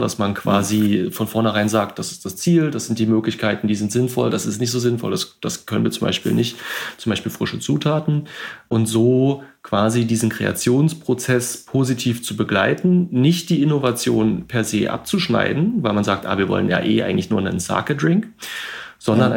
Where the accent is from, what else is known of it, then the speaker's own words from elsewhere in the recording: Berlin, Germany; also born or lived in Switzerland; ich bin gerade in meiner Geburtsstadt Berlin, wo ich eigentlich auch aktuell äh, größtenteils lebe.